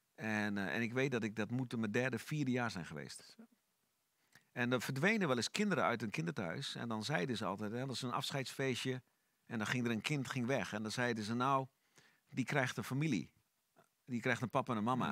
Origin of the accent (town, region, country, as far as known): Netherlands; born or raised there; also born or lived in Sofia, Bulgaria / Almelo, Netherlands / The Hague, Netherlands